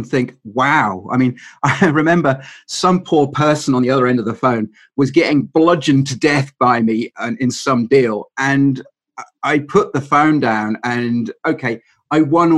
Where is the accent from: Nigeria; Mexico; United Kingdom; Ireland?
United Kingdom; England; being English